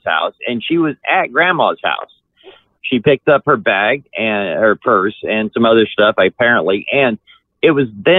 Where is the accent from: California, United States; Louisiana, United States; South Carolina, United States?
California, United States; Orange County; I'm from Orange County, California, which is southern